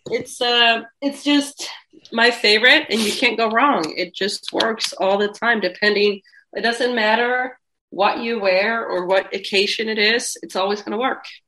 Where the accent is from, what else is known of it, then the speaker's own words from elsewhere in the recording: Finland; I'm from Finland